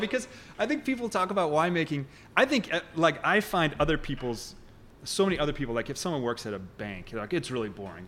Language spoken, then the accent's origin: English; Kansas City, Missouri, United States; I grew up in Kansas City